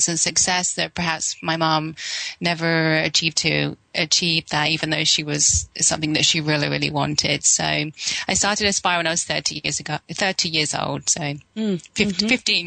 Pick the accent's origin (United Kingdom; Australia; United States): United Kingdom; England; moved away; I was brought up in England